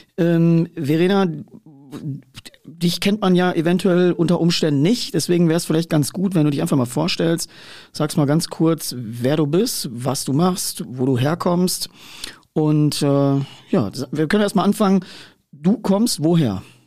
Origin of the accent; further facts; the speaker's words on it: Ruhr area, North Rhine-Westphalia, Germany; ich komme ja aus der Wiege des Ruhrgebiets